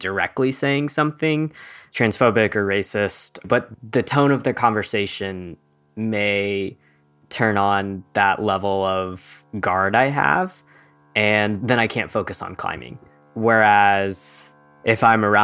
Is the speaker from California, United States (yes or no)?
no; Kentucky, United States; I'm currently in Kentucky, and I was raised in Kentucky